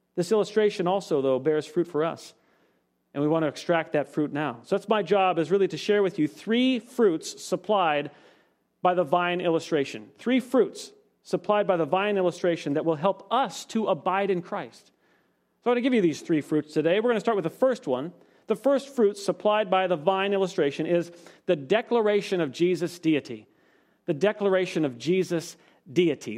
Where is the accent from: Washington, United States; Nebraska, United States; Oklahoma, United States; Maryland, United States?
Washington, United States; now in Palmdale, United States; My home state, Washington